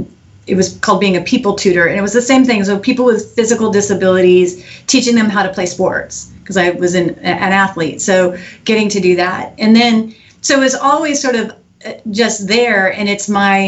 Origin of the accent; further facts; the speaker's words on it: Eugene, Oregon, United States; now in Houston, United States; I grew up in Eugene, Oregon